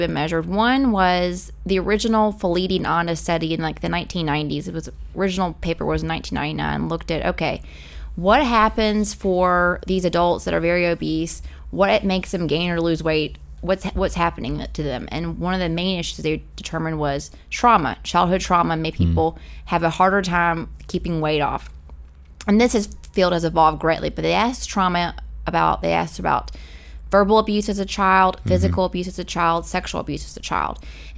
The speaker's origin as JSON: {"language": "English", "town": "Louisville", "region": "Kentucky", "country": "United States", "tie": "born or raised there", "also_born_or_lived": "Glasgow, Kentucky", "said": "I'm from Louisville, Kentucky originally, which is a pretty large metropolitan city. But I grew up a lot of my time in my childhood in Glasgow, Kentucky"}